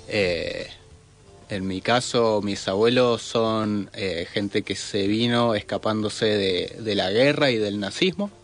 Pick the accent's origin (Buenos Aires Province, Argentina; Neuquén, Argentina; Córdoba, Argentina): Neuquén, Argentina; Zapala; also born or lived in Ecuador; yo nací en Zapala